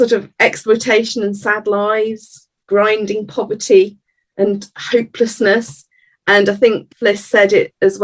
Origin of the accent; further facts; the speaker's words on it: Edinburgh, Scotland, United Kingdom; I was brought up in Edinburgh